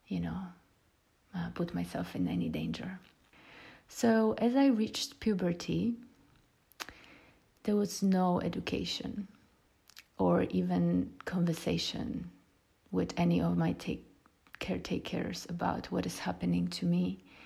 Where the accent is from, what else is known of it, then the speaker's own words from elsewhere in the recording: Poland; now in Ibiza, Spain; I was born in Poland when Poland was still a communistic country